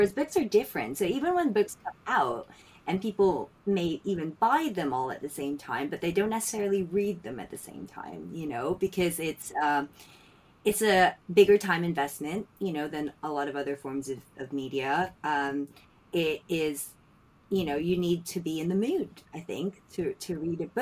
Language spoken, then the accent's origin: English; Philippines; now in London, United Kingdom; I grew up in the Philippines